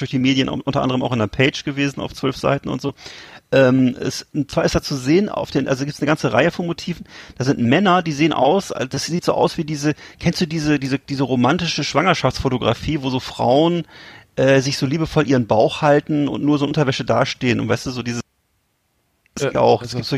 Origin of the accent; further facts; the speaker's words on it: Bremen, Germany; Fand ich irgendwie als Bremer trotzdem cool.